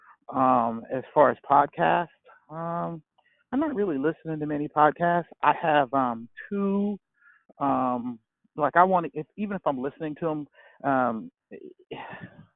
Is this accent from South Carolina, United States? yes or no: yes; Charleston, South Carolina, United States; now in Charlotte, United States; I'm from Charleston, South Carolina, born and raised